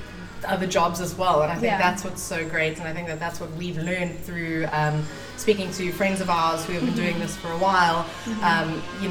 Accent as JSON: {"language": "English", "town": "Cape Town", "region": "Western Cape", "country": "South Africa", "tie": "born or raised there", "also_born_or_lived": "Sydney, Australia / Johannesburg, South Africa", "moved": "as an adult", "said": "We're from Cape Town, South Africa. Well, technically, I was born in Sydney, Australia."}